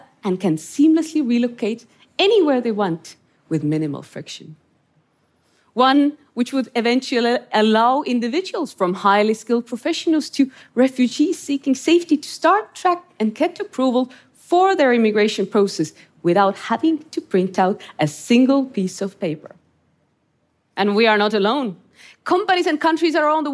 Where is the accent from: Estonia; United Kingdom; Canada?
Estonia; grew up in Estonia under Soviet occupation